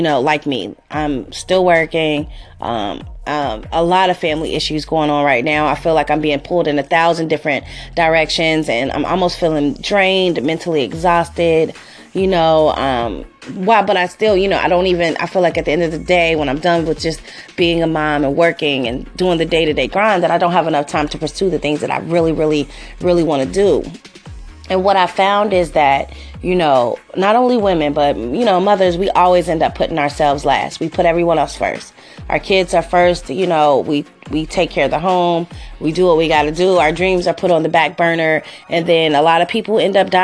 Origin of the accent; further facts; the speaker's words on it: Cincinnati, Ohio, United States; moved away as an adult; also born or lived in Los Angeles, California; I'm from Cincinnati, Ohio, born and raised here